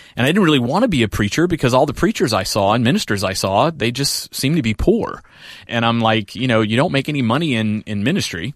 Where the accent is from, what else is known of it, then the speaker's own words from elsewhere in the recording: New Orleans, Louisiana, United States; I was in Louisiana, uh, New Orleans. I grew up in New Orleans